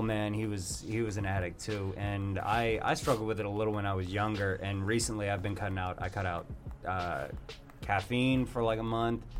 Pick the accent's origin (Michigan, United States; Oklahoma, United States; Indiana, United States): Michigan, United States; Detroit; Yeah, I'm from Detroit. Wait. 5 miles out.